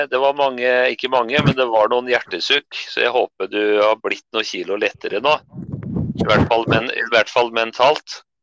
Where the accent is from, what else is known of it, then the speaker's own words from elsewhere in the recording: Tynset, Innlandet, Norway; hjemkommunen min da, på Tynset